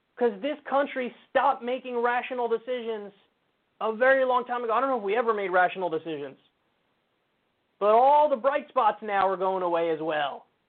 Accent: United States; I'm an American

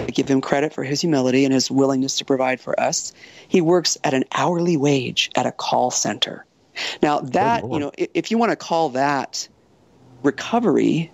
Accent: Coronado, California, United States; I grew up in Coronado, you know, very Republican, right-wing kind of environment

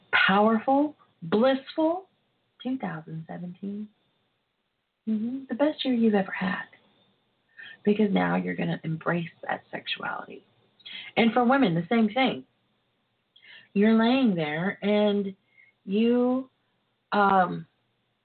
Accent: Texas, United States; I am from Texas

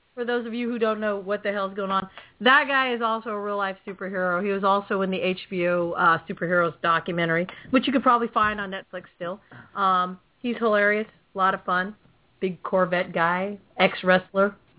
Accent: California, United States; also born or lived in Philippines; I'm a Cali girl

